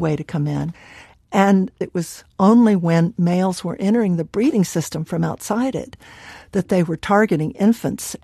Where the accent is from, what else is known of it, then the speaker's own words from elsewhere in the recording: South Texas, United States; moved away; also born or lived in Dallas, Texas; I grew up in South Texas very patriarchal, very racist part of the country